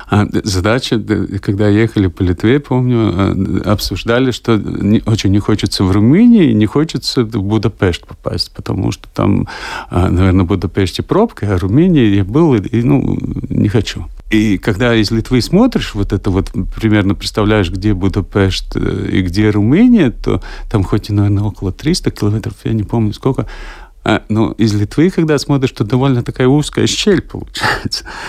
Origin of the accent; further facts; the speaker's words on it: Latvia; Я говорю, ну, из Латвии.